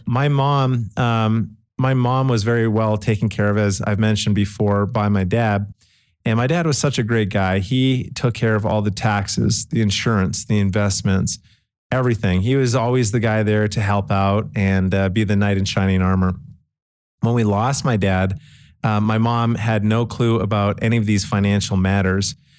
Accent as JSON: {"language": "English", "town": "Calgary", "region": "Alberta", "country": "Canada", "tie": "born or raised there", "moved": "yes", "lives_now": "Utah, United States", "said": "I grew up in Calgary, Canada"}